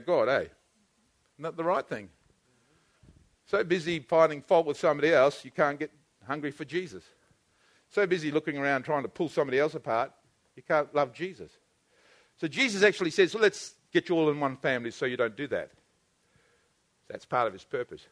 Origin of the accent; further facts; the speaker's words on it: New Zealand; I'm a Kiwi